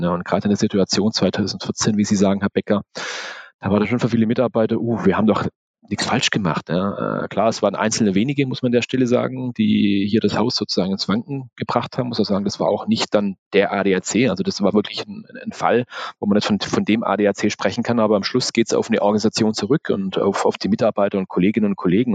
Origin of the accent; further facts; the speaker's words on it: Swabia, Germany; ich bin Schwabe